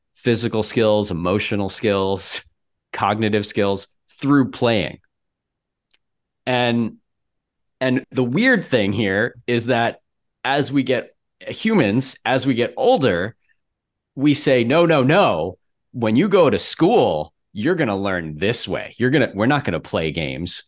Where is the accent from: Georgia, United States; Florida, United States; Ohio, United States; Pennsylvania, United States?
Florida, United States; moved away as an adult; now in Minneapolis, United States; I'm from Florida